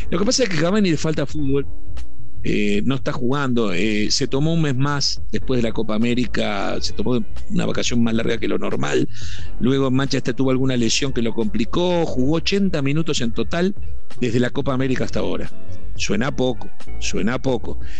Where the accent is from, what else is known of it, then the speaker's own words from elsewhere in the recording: Uruguay; Te hablo como uruguayo